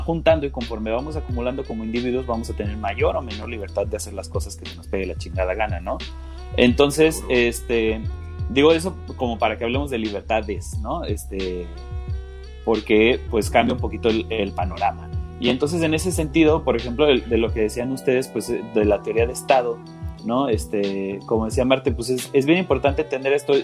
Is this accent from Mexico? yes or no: yes; Mexico; aquí en México